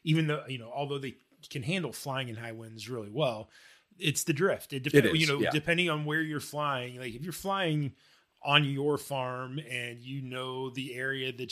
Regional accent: Indiana, United States; We grew up in Indiana

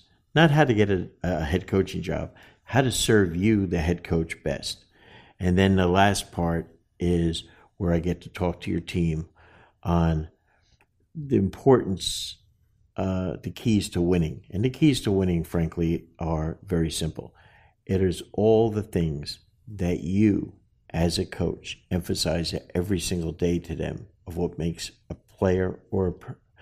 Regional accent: New Jersey, United States; us guys from Jersey

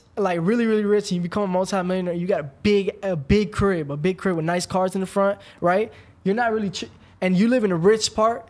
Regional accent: Florida, United States; I'm from Florida.

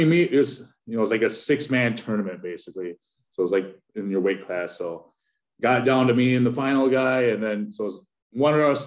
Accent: Wanblee, South Dakota, United States; also born or lived in Hinckley, Minnesota; now in Minnesota, United States; I'm from Pine Ridge, South Dakota is where I'm from originally, a little town called Wombly.

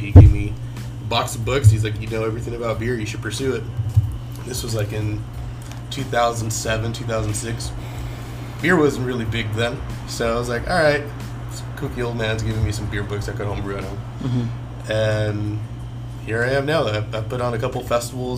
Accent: Los Angeles, California, United States; I actually grew up the city right next door, Wilmington

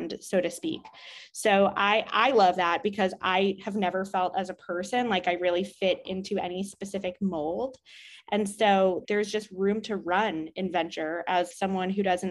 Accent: New York City, New York, United States; also born or lived in Israel; I grew up in Manhattan.

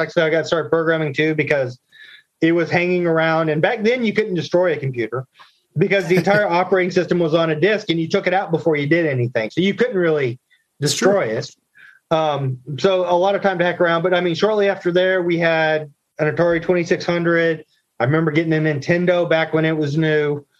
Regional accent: Fayetteville, North Carolina, United States; Just to really date myself here, I grew up in Fayetteville, North Carolina. My dad was in the Air Force. So Fort Bragg, Pope Air Force Base.

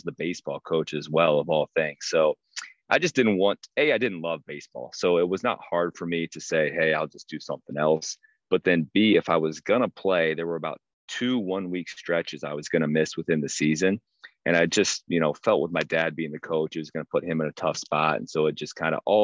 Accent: Prairie City, Iowa, United States; now in Lamoni, United States; I grew up in a coach's house. My father is going in. I think it's going to be year number 43 next year at Prairie City Monroe PCM High School

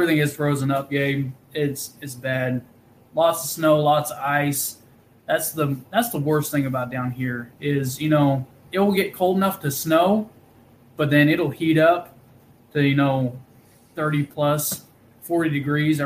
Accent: Wichita, Kansas, United States; also born or lived in Anchorage, Alaska; now in Tulsa, United States; I grew up in Kansas, and I see, like, buddies that I grew up with in Wichita

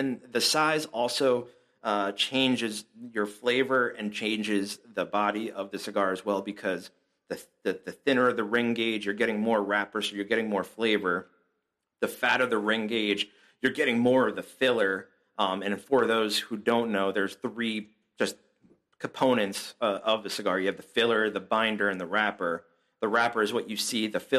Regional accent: New Jersey, United States; also born or lived in Chicagoland area; now in Chicago, United States; I'm originally from Jersey, so I have that little East Coast attitude.

